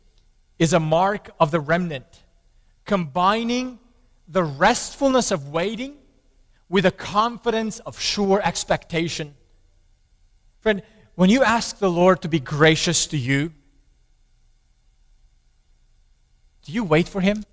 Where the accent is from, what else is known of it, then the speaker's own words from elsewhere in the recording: Romania; I grew up in Romania under the communist regime